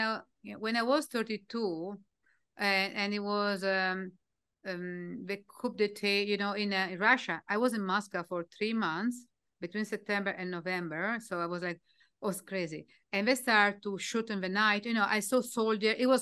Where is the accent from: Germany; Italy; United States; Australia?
Italy; English is a second language; moved away as an adult; I was from Italy